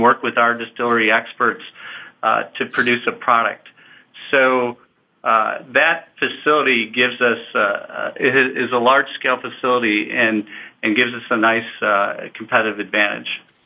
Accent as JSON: {"language": "English", "town": "Chicago", "region": "Illinois", "country": "United States", "tie": "born or raised there", "moved": "as an adult", "lives_now": "Kansas City, United States", "said": "I grew up in Chicago"}